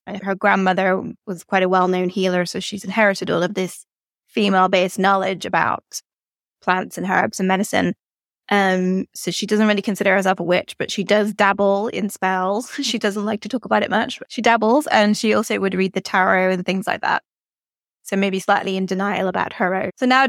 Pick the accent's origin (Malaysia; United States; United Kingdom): United Kingdom; Northern Ireland; Yeah, so I grew up in the 80s and 90s. So it was kind of a strange place because it was very, very quiet in some ways, very rural, very peaceful